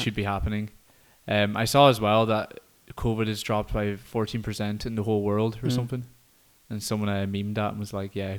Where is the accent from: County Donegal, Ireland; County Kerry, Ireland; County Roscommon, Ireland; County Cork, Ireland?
County Donegal, Ireland; my home of Donegal